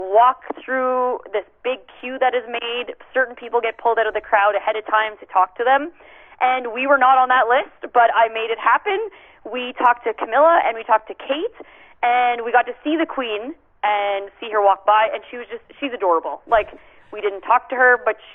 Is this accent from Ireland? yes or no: no; Canada; as a Canadian